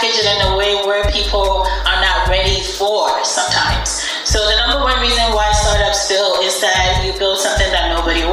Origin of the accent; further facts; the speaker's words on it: Ghana; also born or lived in Norfolk, Virginia; now in United States; I was born and raised in Ghana, and my mom wanted us to come here for education.